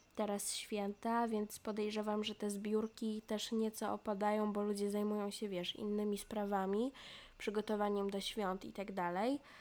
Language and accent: Polish; Poland; moved away as an adult; now in Portugal; ja jestem z Polski